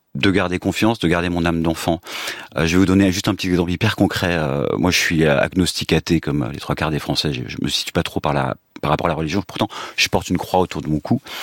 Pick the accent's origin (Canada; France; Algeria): France; en tant que français d'origine russe